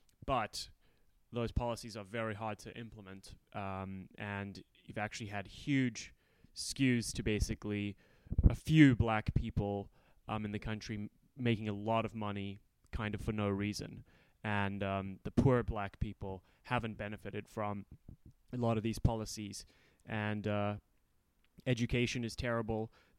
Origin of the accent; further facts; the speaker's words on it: Cape Town, Western Cape, South Africa; now in United States; South Africa, yeah. So when I was about seven, we had the first free and fair elections, where basically there was the first elections where black people could vote.